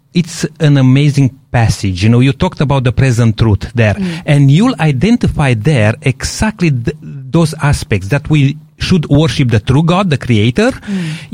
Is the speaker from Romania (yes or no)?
yes; Romania; I come from Romania, which is 95% or more Orthodox